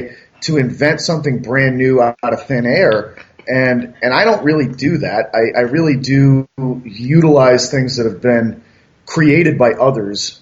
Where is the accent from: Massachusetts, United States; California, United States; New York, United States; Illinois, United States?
Massachusetts, United States; moved away; I'm originally from Massachusetts